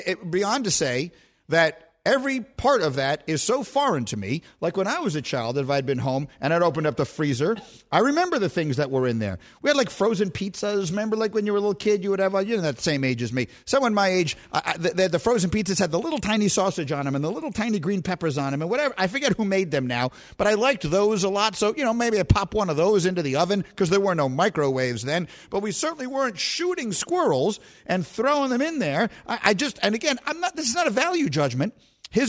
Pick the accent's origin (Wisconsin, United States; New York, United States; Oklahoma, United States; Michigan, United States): New York, United States; New York City; I grew up on Bleecker Street in LaGuardia Place